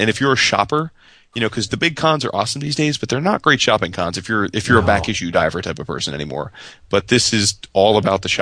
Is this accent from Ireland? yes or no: yes; Ireland; As an Irishman, I love me some Irish pub.